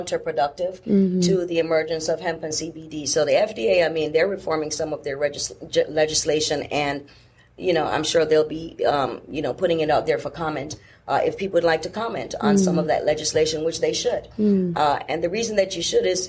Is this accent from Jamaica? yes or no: yes; Jamaica; moved away; I was raised in Jamaica where people did not have the luxury of just running to the urgent care center every time you felt pain.